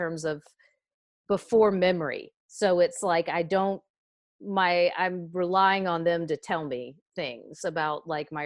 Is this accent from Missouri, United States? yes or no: no; Raleigh, North Carolina, United States; accent: southern; also born or lived in Chapel Hill, North Carolina; I grew up in North Carolina. I grew up in Raleigh